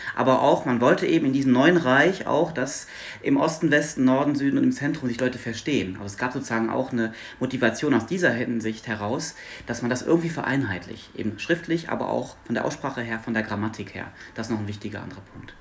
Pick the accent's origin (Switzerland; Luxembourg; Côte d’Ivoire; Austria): Luxembourg; first language Luxembourgish; German is a second language; moved away as an adult; now in Hanover, Germany; Ich bin aus Luxemburg gebürtig